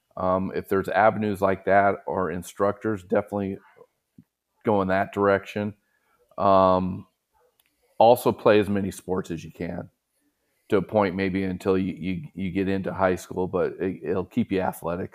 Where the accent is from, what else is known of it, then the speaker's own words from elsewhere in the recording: Southern California, United States; growing up in Southern California